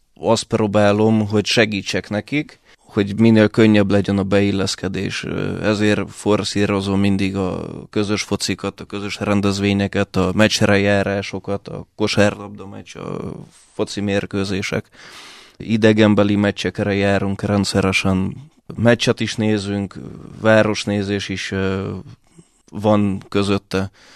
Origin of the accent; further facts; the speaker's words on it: Hungary; also born or lived in Budapest / Russia; gyerekkorom óta itt élek, eh, itt jártam általános iskolába, középiskolába, főiskolára